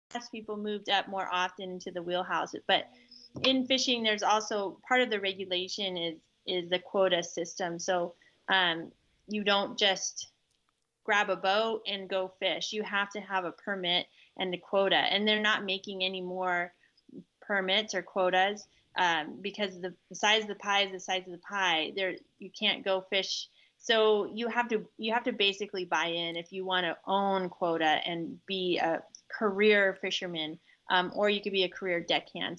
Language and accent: English; Seattle side of the Pacific Northwest, Washington, United States; now in central Washington, United States; Rich and I grew up in the Pacific Northwest on the Seattle side where it rains all the time